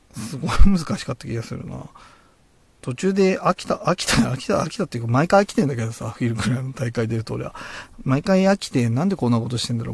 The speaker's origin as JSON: {"language": "Japanese", "town": "Oyama", "region": "Tochigi", "country": "Japan", "tie": "born or raised there", "also_born_or_lived": "Utsunomiya, Tochigi", "said": "僕の生まれ育った小山"}